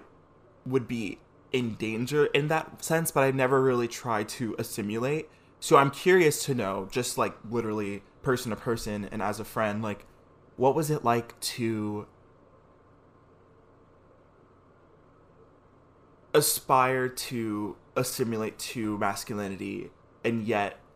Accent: New York City, New York, United States; we both grew up in the Bronx

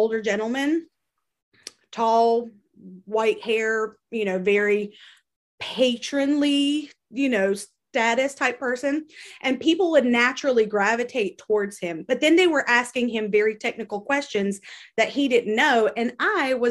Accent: North Carolina, United States; I'm from North Carolina

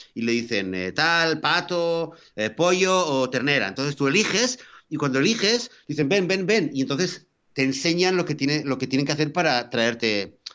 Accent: Spain; moved away; pues yo soy español

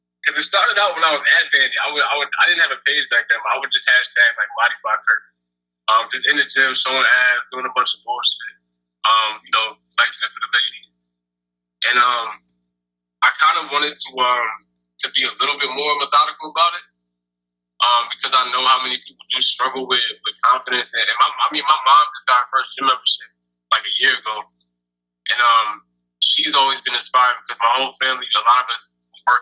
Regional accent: New Jersey, United States; moved away as an adult; now in Chicago, United States; I'm a rapper from Jersey

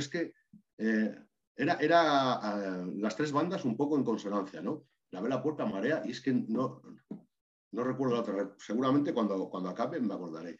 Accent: Maragatería, Castile and León, Spain; muchísimos vínculos con mi tierra, que es Maragatería

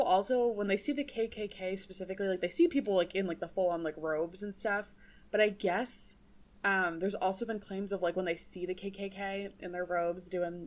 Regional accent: New Jersey, United States; now in Minnesota, United States; I'm from New Jersey

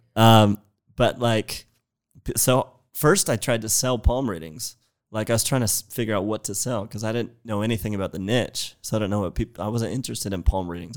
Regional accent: San Jose, California, United States; I'm from San Jose in the Bay

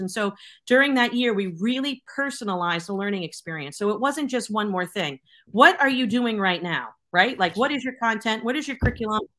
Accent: Boston, Massachusetts, United States; now in Connecticut, United States; I'm from Boston. I still have that six one seven telephone number

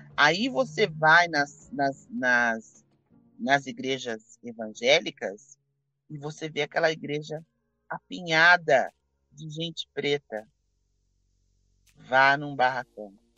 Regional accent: Campinas, São Paulo, Brazil; eu sou de Campinas

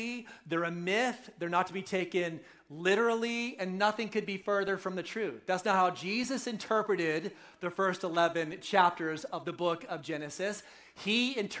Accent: right outside of Oakland, California, United States; moved away; I'm a local boy, right? So I grew up right outside of Oakland, so I'm coming home

